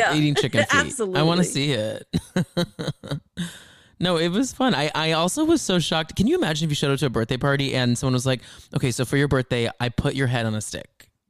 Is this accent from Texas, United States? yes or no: yes; Grapevine, Texas, United States; we're from Grapevine. We're actually like from like, we live like 5 minutes from where they were at that winery.